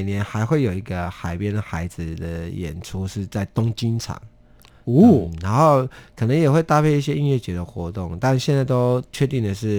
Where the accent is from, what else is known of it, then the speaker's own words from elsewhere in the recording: Taiwan; first language Amis; Chinese is a second language; 我都是做母语歌比较多，所以那母语母语的阿美族语又没又一个又一个没有文字